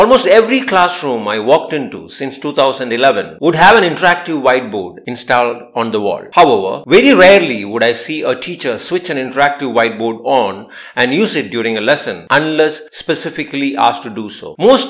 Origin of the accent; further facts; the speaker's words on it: India; a simple Indian teacher